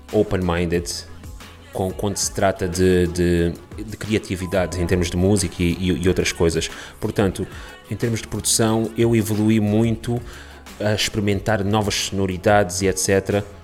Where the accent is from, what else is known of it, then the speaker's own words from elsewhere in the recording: Portugal; also born or lived in Angola / Canada; nasci em Angola, vim para Portugal com os meus 3 anos de idade, emigrei para o Canadá, voltei para Portugal